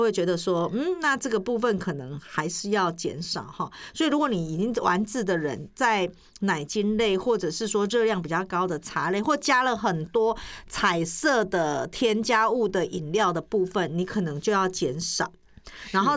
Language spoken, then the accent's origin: Chinese; Taiwan